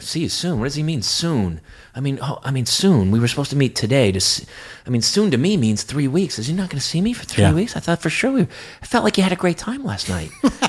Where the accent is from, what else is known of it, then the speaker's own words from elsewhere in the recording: New Hampshire and Boston, United States; now in Los Angeles, United States; I'm from New Hampshire and from Boston